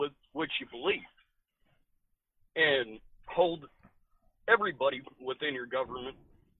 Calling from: Rhode Island, United States; calling from Rhode Island.

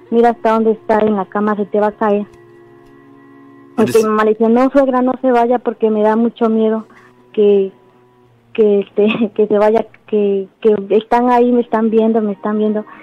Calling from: Cuauhtlapan, Veracruz, Mexico; De Cuauhtlapan.

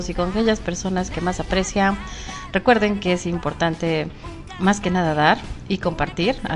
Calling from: Ecuador; ah, bueno … saludándoles desde Ecuador, algún lugar en Ecuador.

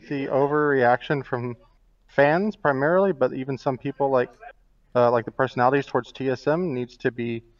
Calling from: Phoenix, Arizona, United States; I'm calling from Phoenix, Arizona.

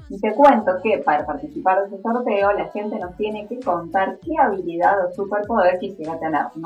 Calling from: Córdoba, Argentina; Quiero participar por el sorteo … de Córdoba Capital.

